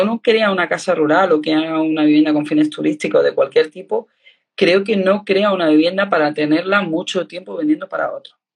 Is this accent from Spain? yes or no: yes; Andalusia, Spain; yo soy andaluza